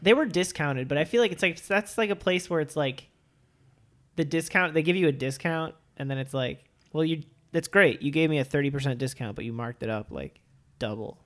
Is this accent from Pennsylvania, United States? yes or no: no; Levittown, New York, United States; I was born in Levitt Town, Long Island